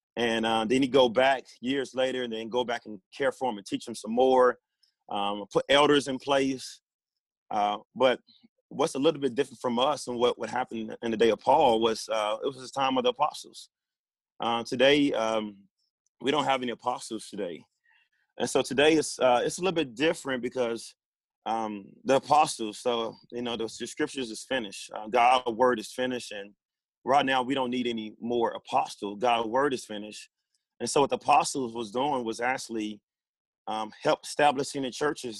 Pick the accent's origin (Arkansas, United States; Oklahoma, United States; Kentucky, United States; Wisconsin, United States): Arkansas, United States; Pine Bluff; born and raised in Pine Bluff, Arkansas.